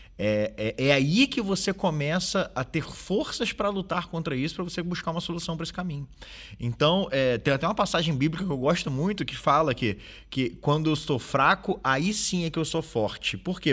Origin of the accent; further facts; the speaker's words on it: Rio de Janeiro, Brazil; now in Portugal; No Brasil, de onde eu venho, do Rio de Janeiro